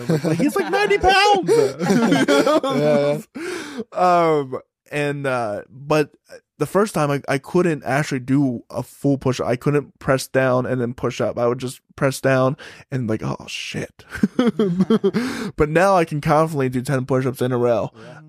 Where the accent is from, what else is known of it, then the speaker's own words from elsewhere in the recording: Salisbury, Maryland, United States; Salisbury, Maryland.